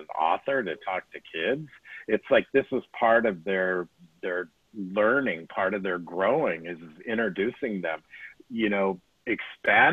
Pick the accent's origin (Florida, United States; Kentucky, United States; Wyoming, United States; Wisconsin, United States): Wyoming, United States; growing up in Wyoming